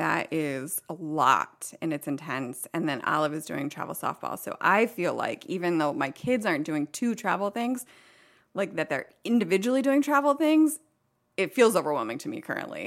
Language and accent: English; Dennison, Southeast Ohio, United States; moved away as an adult; also born or lived in Flint, Michigan; I grew up in Southeast Ohio. It's called Denison.